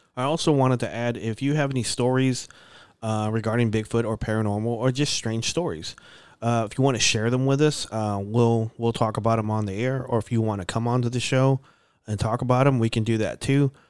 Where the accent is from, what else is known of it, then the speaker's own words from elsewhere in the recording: Dallas, Texas, United States; they let me enroll to Arcadia Park